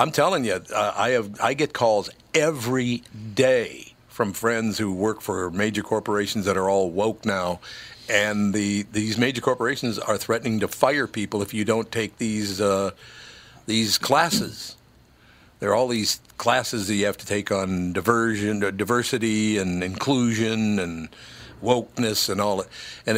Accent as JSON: {"language": "English", "town": "Minneapolis", "region": "Minnesota", "country": "United States", "tie": "born or raised there", "said": "I grew up in North Minneapolis."}